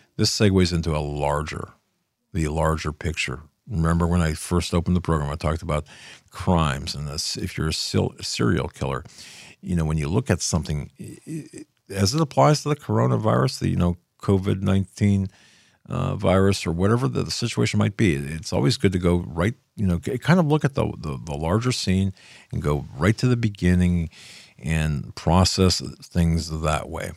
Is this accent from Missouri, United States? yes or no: no; Pennsylvania, United States; This is in my home state